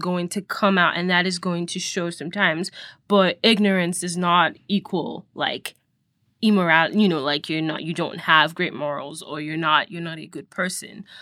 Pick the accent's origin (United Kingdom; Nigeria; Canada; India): Nigeria; now in United States; I was born and raised in Nigeria, and so I grew up Nigerian.